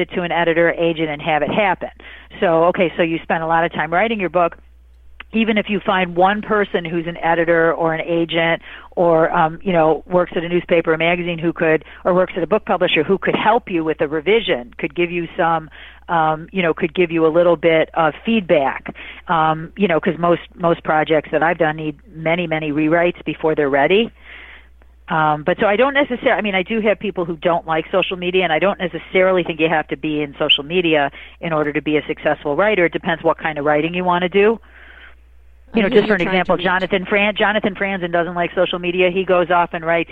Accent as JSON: {"language": "English", "region": "Michigan", "country": "United States", "said": "I'm from Michigan."}